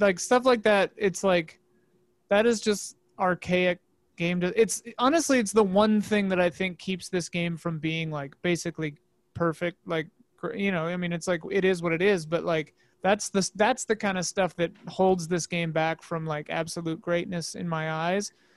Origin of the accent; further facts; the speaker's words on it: Midwest, United States; now in Los Angeles, United States; I grew up in the Midwest